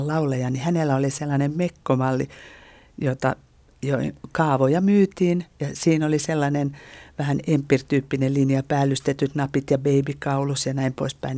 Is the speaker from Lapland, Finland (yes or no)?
no; Lohja, Uusimaa, Finland; Lohjalta, josta mä olen kotoisin